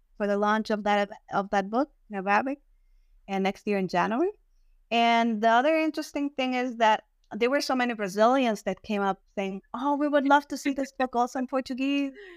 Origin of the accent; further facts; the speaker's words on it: Germany; first language German; English is a second language; moved away; I was raised in Germany as well. So I speak German first and then Spanish